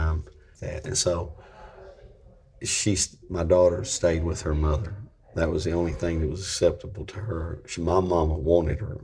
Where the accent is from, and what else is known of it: Franklin County, Virginia, United States; born or raised there